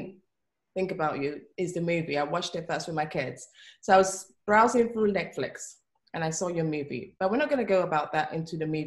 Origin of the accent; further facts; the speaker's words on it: Nigeria; I'm originally from Nigeria.